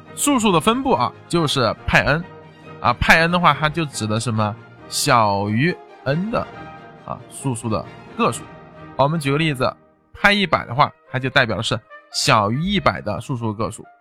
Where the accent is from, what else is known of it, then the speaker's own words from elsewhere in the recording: China; 我们中国人目前是在那个猜想里面最后的那个也就只差一步就得到哥德巴猜想